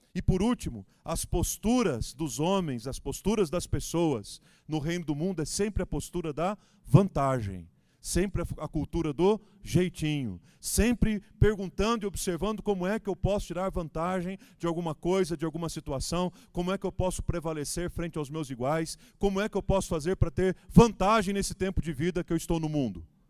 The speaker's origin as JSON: {"language": "Portuguese", "country": "Brazil", "said": "como brasileiros"}